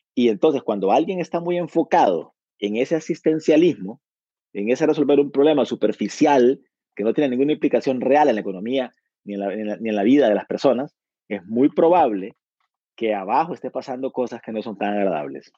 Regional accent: Honduras; Yo soy de Honduras

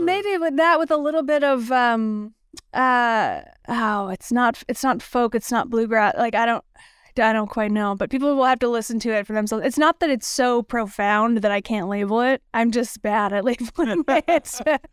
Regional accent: Madison, Wisconsin, United States; moved away as an adult; also born or lived in Chicago / Los Angeles / Bakken; I was a city kid, Born and raised in Madison, Wisconsin

